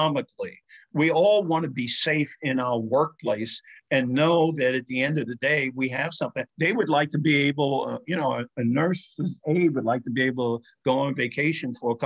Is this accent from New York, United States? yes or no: yes; New York City, New York, United States; the community in which I grew up in Spanish Harlem